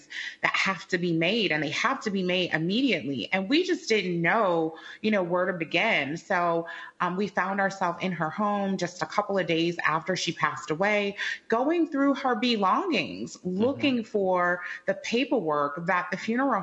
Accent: Chicago, Illinois, United States; We're both from the Midwest. I'm from Chicago

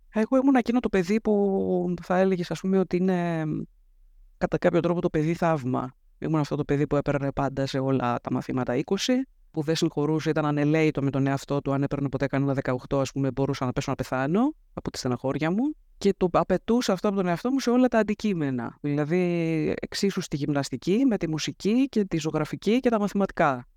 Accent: Athens, Attica, Greece; Γεννήθηκα και μεγάλωσα στην Αθήνα, στο κέντρο της Αθήνας

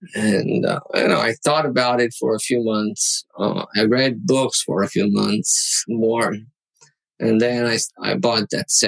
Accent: Targoviste, Dâmbovița County, Romania; English is a second language; now in China; There's this little town called Tugovice, associated with Dracula.

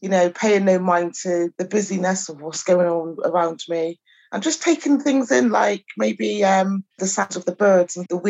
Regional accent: Chippenham, South West England, United Kingdom; also born or lived in Bath; I was born in Bath and I grew up in Chippenham.

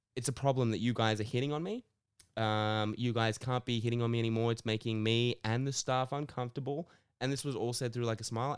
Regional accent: Sydney, New South Wales, Australia; I grew up in Sydney

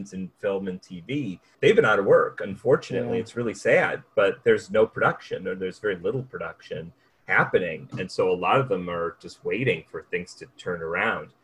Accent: United States; as the American writer that they hire

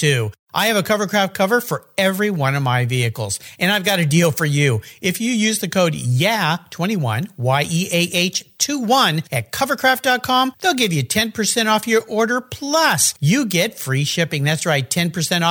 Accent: Southern California, United States; now in Pacific Northwest, United States; I grew up in Southern California

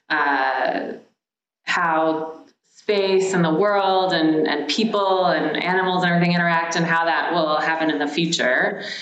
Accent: Maryland side of DC, United States; moved away as an adult; also born or lived in Los Angeles; I grew up on the Maryland side of DC.

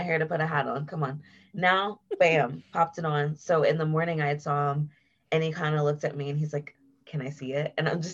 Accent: Columbus, Ohio, United States; moved away as an adult; also born or lived in Cleveland, Ohio; now in Denver, United States; I'm from Ohio. So I lived in Columbus, like most of the beginning of my life. I was born in Cleveland

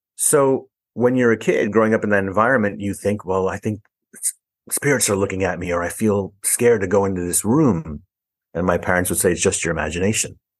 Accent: New York City, New York, United States; also born or lived in Harlem, New York City; I was born in Harlem in New York City and raised in the Bronx in New York City.

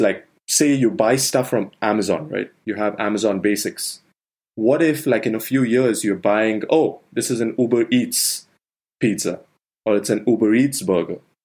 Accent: India; moved away; I grew up in India

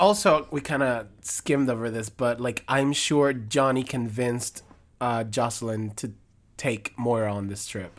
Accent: Puerto Rico; I grew up in Puerto Rico

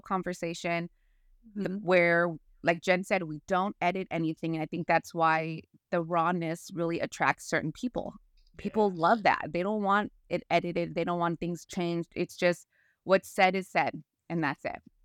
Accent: California, United States; moved away as an adult; now in North Carolina, United States; I was born raised in California

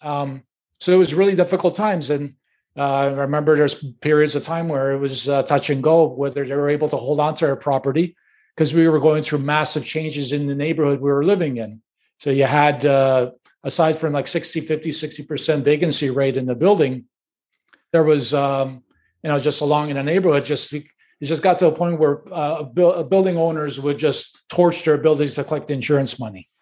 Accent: Chicago, Illinois, United States; Born and raised in Chicago, uh, on the north side of Chicago

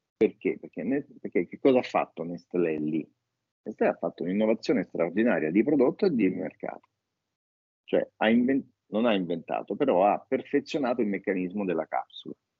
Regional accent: Rome, Lazio, Italy; Da romani

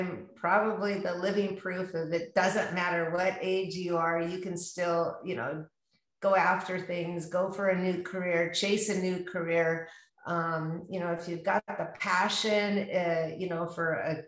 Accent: Tacoma, Washington, United States; now in Scottsdale, United States; I am born and raised in Tacoma, Washington

